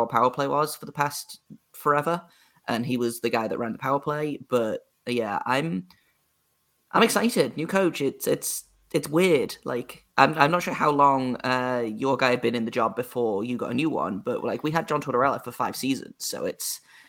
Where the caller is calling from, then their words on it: United Kingdom; Your listeners won't know, but I'm over in the UK, if you can't tell by my accent, and it's winter here.